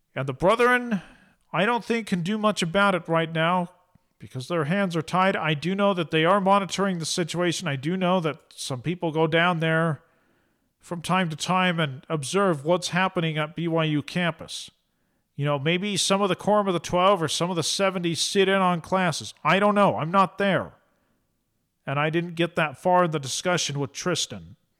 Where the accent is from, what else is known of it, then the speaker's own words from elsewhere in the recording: Eastern Oregon, United States; moved away; I'm from Eastern Oregon